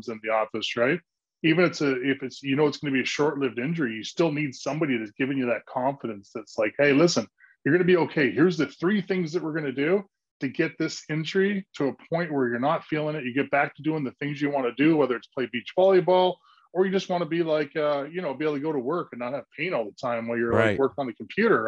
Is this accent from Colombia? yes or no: no; Canada; moved away as an adult; also born or lived in Aurelia (hometown, garbled); now in Los Angeles, United States; I played a lot of hockey growing up in Canada